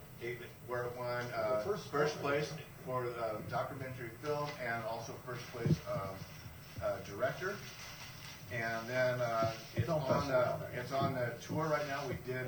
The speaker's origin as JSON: {"language": "English", "town": "Vacaville", "region": "California", "country": "United States", "tie": "born or raised there", "also_born_or_lived": "Sacramento", "said": "I was born in Vacaville, which is down the road from Sacramento, and I moved to Sacramento in about 84."}